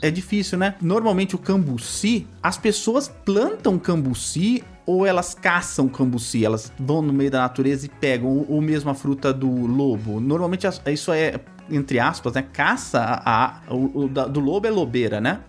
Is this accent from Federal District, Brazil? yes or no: no; São Paulo, Brazil; eu sou de São Paulo, né? Crescido em São Paulo, nascido e crescido em São Paulo